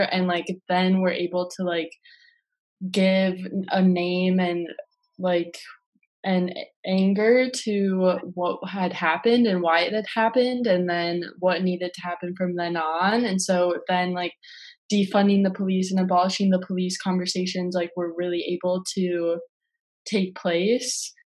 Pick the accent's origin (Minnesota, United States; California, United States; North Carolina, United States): Minnesota, United States; Minneapolis; I'm from South Minneapolis, like very proud of it.